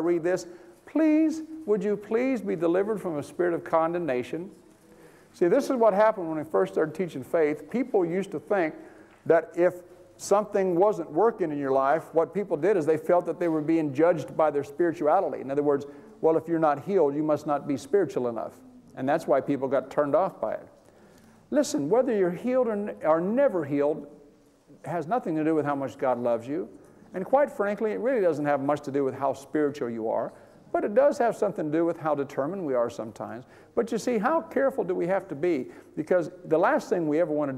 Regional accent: California, United States; I'm from California

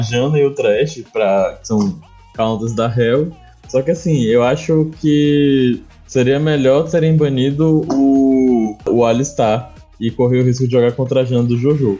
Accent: Bahia, Brazil; um bom baiano que sou

